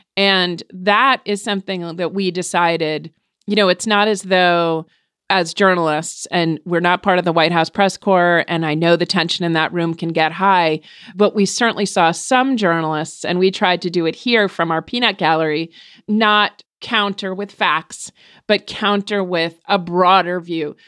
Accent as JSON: {"language": "English", "region": "New Hampshire", "country": "United States", "tie": "born or raised there", "first_language": "English", "said": "I was born in New Hampshire"}